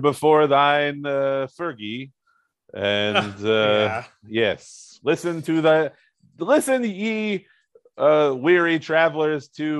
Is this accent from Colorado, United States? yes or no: no; Rochester, New York, United States; moved away; it is part of my vernacular where I came from. I came from Rochester, New York, the yo-yo capital of the world. We say yo.